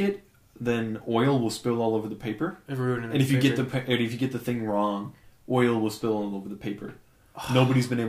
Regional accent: Canada; We're Canadian

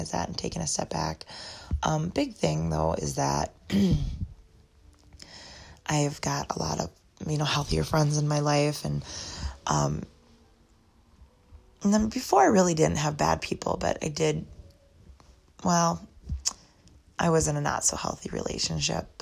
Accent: Eau Claire, Wisconsin, United States; now in Black River Falls, United States; where I grew up in Eau Claire area

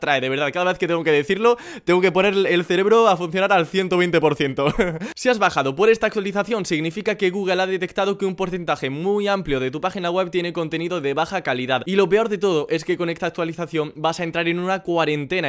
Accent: Andalusia, Spain; los vagos somos los andaluces

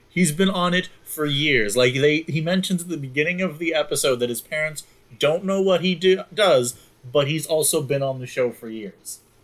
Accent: Anchorage, Alaska, United States; I grew up in Anchorage

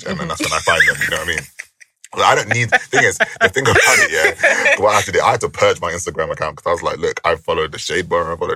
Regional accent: United Kingdom; we're British

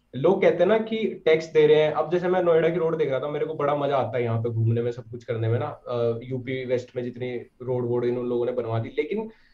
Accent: Sisauli, Uttar Pradesh, India; मैं सिसोली से ही हूँ

